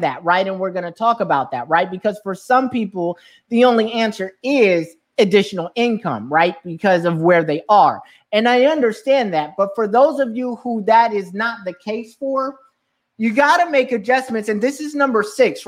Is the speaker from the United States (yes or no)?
yes; California, United States; now in New York, United States; I grew up in California